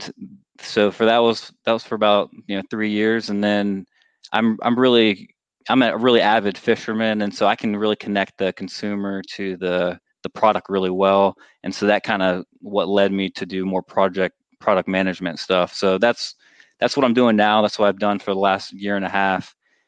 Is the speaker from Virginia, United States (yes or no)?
yes; Virginia, United States; I grew up in Virginia